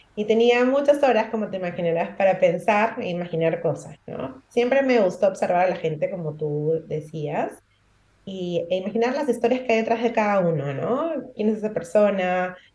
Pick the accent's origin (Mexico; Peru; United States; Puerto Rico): Peru; now in Gran Canaria, Spain; soy peruana, nací en Perú y actualmente vivo en Gran Canaria